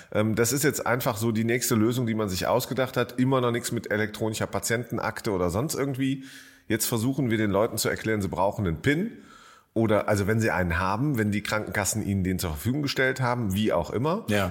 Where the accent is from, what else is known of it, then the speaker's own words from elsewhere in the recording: Jülich, North Rhine-Westphalia, Germany; now in Berlin, Germany; in meiner alten Heimatstadt Jülich